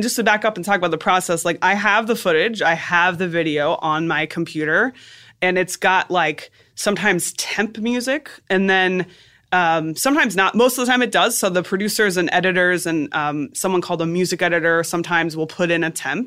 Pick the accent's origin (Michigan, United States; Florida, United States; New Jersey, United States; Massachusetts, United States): Florida, United States; South; moved away as an adult; also born or lived in Boston; South Florida.